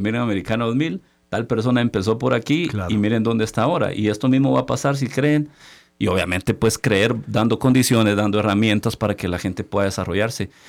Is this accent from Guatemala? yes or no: yes; Chiquimula, Guatemala; moved away as an adult; also born or lived in Guatemala City; somos del interior del país, venimos de Chiquimula